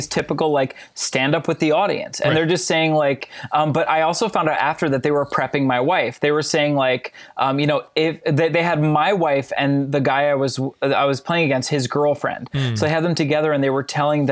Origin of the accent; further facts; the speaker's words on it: New Jersey, United States; now in Minneapolis, United States; I live in Minnesota, but I'm born and raised in New Jersey